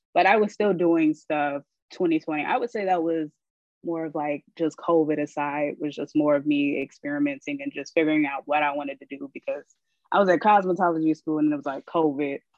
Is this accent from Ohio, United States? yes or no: yes; Columbus, Ohio, United States; now in Florida, United States; I am originally from Columbus, Ohio, but I, I reside in Florida